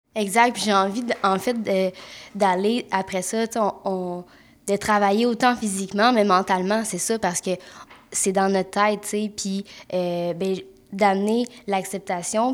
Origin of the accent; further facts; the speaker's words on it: Mont-Tremblant, Quebec, Canada; je viens de Mont-Tremblant, puis je suis massothérapeute